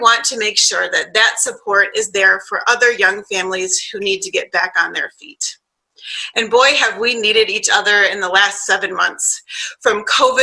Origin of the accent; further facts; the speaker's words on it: Flint, Michigan, United States; now in Midland, United States; I'm from Flint